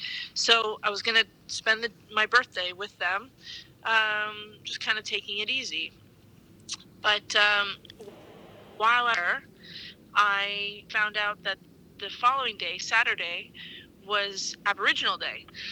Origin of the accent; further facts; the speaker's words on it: Ontario, Canada; I'm from Ontario and I am home.